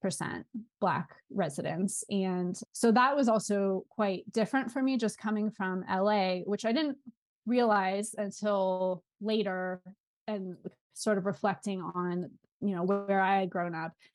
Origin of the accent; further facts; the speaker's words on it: Southern California, United States; moved away as an adult; also born or lived in New Orleans, United States; I'm originally from Southern California, and then I lived in New Orleans for seven years